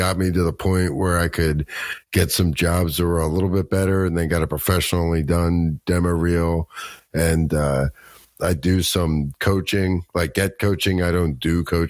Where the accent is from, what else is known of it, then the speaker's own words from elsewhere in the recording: Baltimore, Maryland, United States; moved away as an adult; also born or lived in Colorado; I'm from Baltimore, Maryland. And I grew up here, and then I moved out to Colorado for about 20 years and then moved back here.